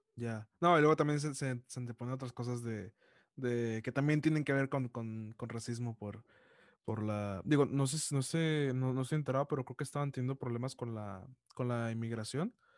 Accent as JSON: {"language": "Spanish", "town": "Monterrey", "region": "Nuevo León", "country": "Mexico", "said": "Yo soy de Monterrey"}